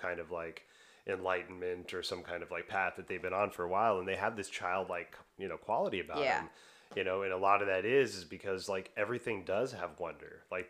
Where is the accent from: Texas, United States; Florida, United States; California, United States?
Texas, United States; I'm from Texas, man.